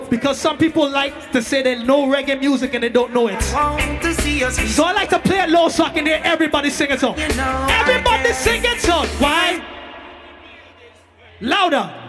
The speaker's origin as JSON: {"language": "English", "town": "Brooklyn", "region": "New York", "country": "United States", "said": "I come all the way from Brooklyn, New York City."}